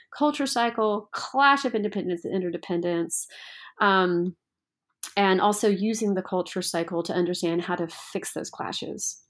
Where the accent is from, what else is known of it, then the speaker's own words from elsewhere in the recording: Memphis, Tennessee, United States; I grew up in Memphis, Tennessee